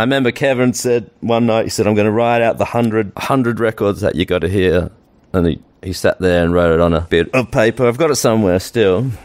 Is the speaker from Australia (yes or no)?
yes; Australia; accent: Australian; moved away as an adult; now in United States; I still got my Australian accent